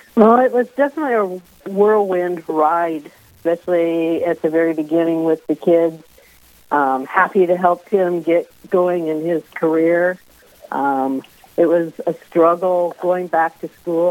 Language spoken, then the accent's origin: English; California, United States; moved away as an adult; now in Vermillion, United States; I was raised in California, but my parents grew up in South Dakota and Iowa